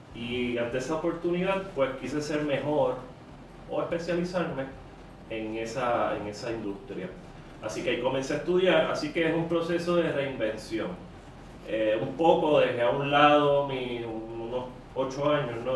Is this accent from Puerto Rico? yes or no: yes; Carolina, Puerto Rico; also born or lived in San Francisco, United States; soy original de Carolina.